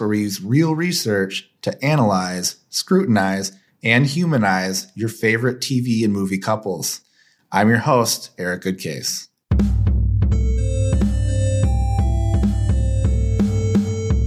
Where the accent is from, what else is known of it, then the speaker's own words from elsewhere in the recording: Michigan, United States; I'm from Michigan